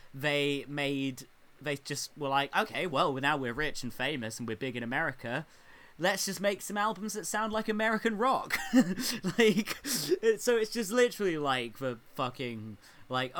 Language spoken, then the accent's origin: English; United Kingdom; as a British musician